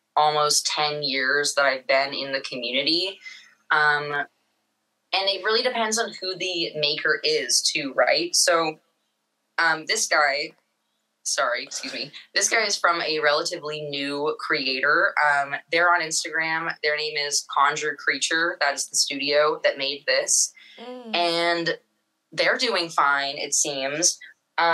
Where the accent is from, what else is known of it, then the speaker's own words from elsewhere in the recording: Seattle, Washington, United States; I'm from Seattle, Washington. I went to high school up here.